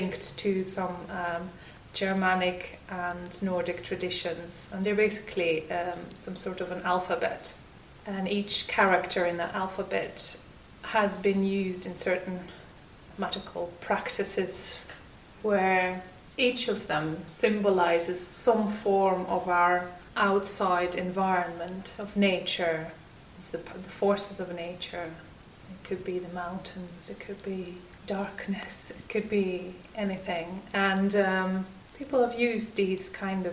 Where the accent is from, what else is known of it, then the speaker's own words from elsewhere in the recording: Belgium; moved away; also born or lived in Brighton; I come from Belgium